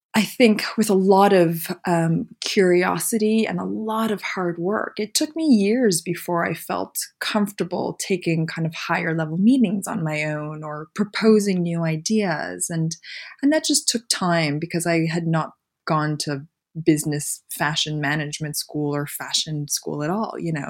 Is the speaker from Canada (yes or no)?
yes; Montreal, Quebec, Canada; moved away as an adult; also born or lived in Philadelphia / San Francisco; now in London, United Kingdom; But I grew up in Montreal